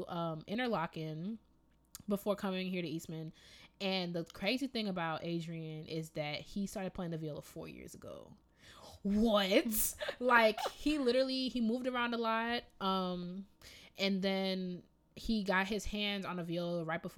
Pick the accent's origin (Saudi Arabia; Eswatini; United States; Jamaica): Jamaica; accent: Jamaican; moved away; you lucky I'm not out here with my Jamaican accent